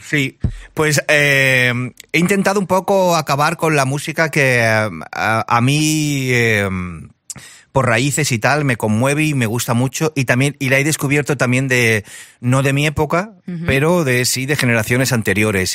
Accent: Barcelona, Catalonia, Spain; also born or lived in Seville; yo me crié en Barcelona, pero mi familia es andaluz

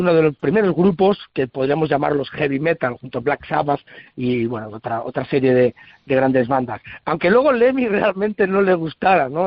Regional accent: San Sebastián, Basque Country, Spain; now in Salamanca, Spain; yo soy de tierras de San Sebastián, aunque bueno, adoptado aquí en Salamanca desde hace muchísimos años.

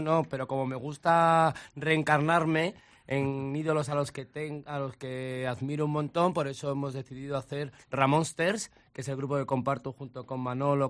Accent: Madrid, Community of Madrid, Spain; also born or lived in Vicálvaro, Madrid; el colegio donde yo iba, en Canillejas, en, Canillejas y San Blas

